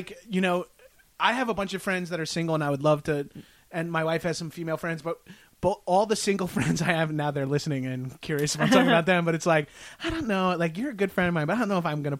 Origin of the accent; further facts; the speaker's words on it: Long Island, New York, United States; I'm Italian from Long Island